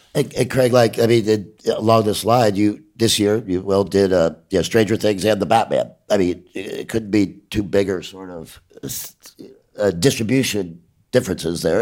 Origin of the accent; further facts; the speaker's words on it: Ireland; I'm an Irish